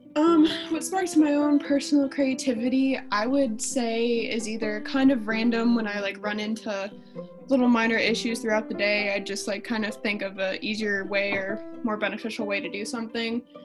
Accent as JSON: {"language": "English", "town": "Canton", "region": "Ohio", "country": "United States", "tie": "born or raised there", "said": "I grew up in Canton, Ohio."}